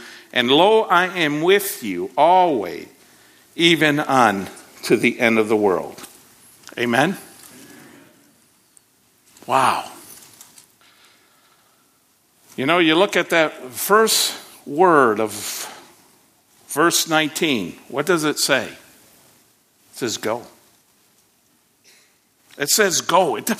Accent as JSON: {"language": "English", "country": "Côte d’Ivoire", "tie": "born or raised there", "said": "My wife and I served in Ivory Coast for a number of years. And in growing up in Ivory Coast"}